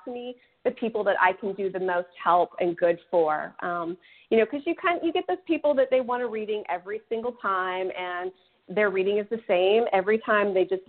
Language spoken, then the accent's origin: English; Sacramento, California, United States; now in Texas, United States; So I currently reside in Texas. I'm originally from Northern California, from like the Sacramento area.